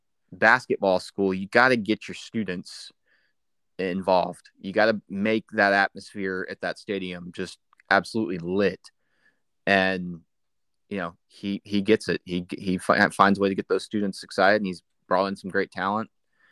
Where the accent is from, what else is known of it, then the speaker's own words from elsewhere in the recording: the South, United States; I grew up in the South. Didn't want to go to like I grew up a Clemson fan.